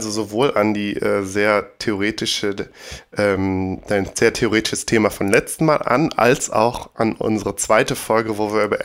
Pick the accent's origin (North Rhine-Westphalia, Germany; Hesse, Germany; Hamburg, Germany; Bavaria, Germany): North Rhine-Westphalia, Germany; Bergisch Gladbach; damals in der Stadtbücherei Bergisch Gladbach in meiner Heimatstadt